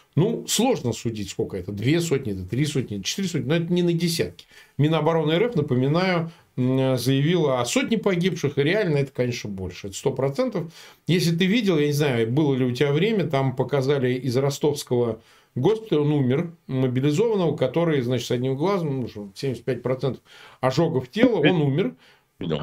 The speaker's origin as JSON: {"language": "Russian", "town": "Samara", "region": "Samara Oblast", "country": "Russia", "tie": "born or raised there", "moved": "yes", "said": "Я вот сам родом из Самары"}